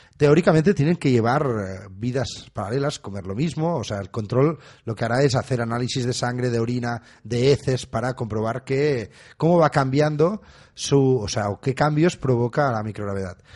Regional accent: Catalonia, Spain; somos un poco catalanes

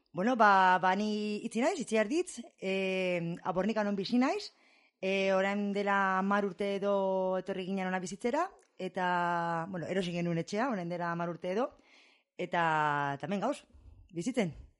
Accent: Basque Country, Spain; also born or lived in Shreveport, Louisiana, United States / Texas, United States; ama bost beterekin edo etorri nintzen ona bizitzera, amarekin, barandu zela gurasoak, eta, ba, hemen eman nuen amar bat urte, amabi bat urte

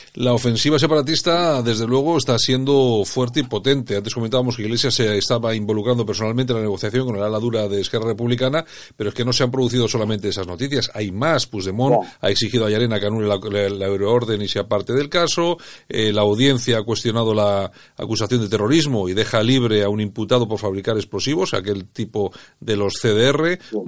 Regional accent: Bilbao, Basque Country, Spain; los chulos somos los de Bilbao

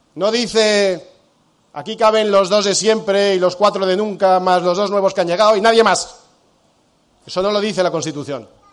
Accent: Spain; also born or lived in United States; somos millones de españoles

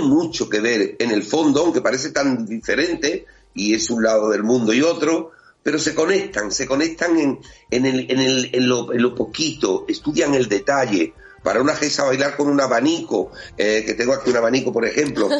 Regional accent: Spain; aquí a mi tierra

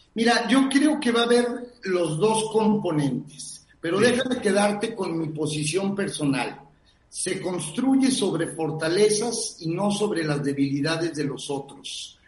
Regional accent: San Luis Potosí, Mexico; mi país y en San Luis Potosí

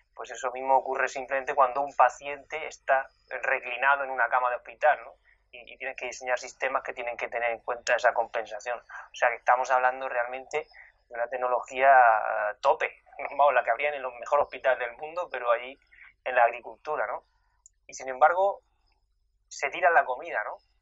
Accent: Region of Murcia, Spain; now in London, United Kingdom; en mi tierra, en Murcia

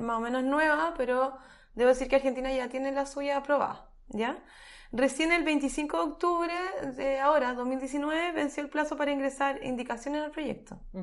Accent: Chile; nosotros somos el país de Latinoamérica

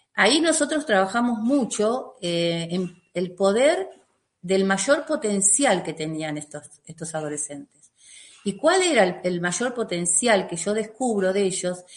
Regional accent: Lavallol, Buenos Aires Province, Argentina; vivo en la Argentina, eh, y vivo en el lugar que nací, o sea, en mi pueblo, Lavallol, eh, ahí es donde yo vivo

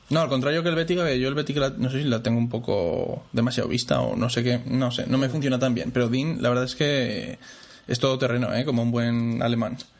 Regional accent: Zaragoza, Aragon, Spain; soy de Zaragoza

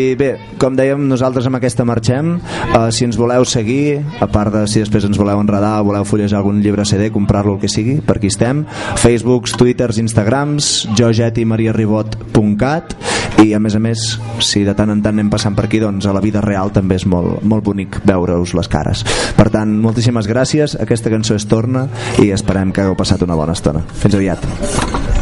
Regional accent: Manresa, Catalonia, Spain; moved away as an adult; also born or lived in Barcelona; now in Girona, Spain; nosaltres som de Manresa, del Bages, eh, i d'alguna manera el lloc on hem crescut, on hem viscut els primers anys de la vida

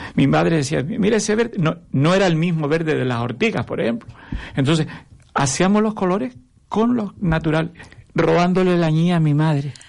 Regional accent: Tamaraceite, Canary Islands, Spain; moved away as an adult; now in Arucas, Spain; Yo vivo en Arucas hace 30 años, pero yo soy de Tamaraceite.

